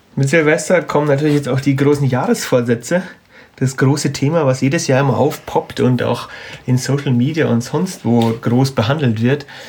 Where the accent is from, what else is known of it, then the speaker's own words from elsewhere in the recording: Munich, Bavaria, Germany; wir kommen ja aus, aus München und Umgebung